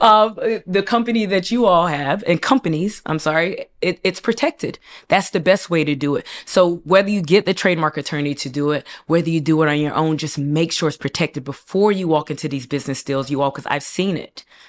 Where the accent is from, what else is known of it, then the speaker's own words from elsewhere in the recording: Raleigh, North Carolina, United States; moved away as an adult; also born or lived in Durham, North Carolina / Hillside, New Jersey; I'm from Raleigh, North Carolina.